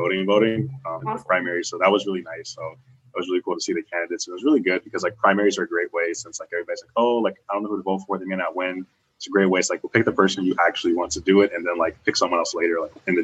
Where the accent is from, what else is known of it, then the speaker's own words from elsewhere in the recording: Chicago, Illinois, United States; moved away; I'm originally from Chicago, Illinois.